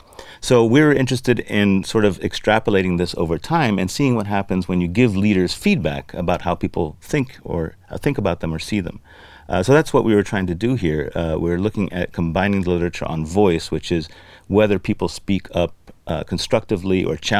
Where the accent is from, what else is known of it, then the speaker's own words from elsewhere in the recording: Lebanon; I grew up in Lebanon, which is a country that doesn't have much of a system or much of an ethical structure or even a government